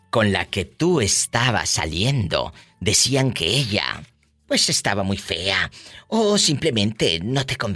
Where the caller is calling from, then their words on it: La Cuata, Nayarit, Mexico; Eh, estoy aquí en La Cuata, Nayarit.